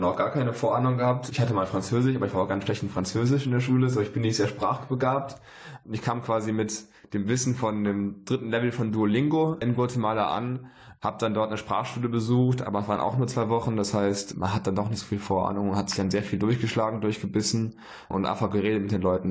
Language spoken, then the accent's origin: German; Germany; bei uns in Deutschland in der Heimat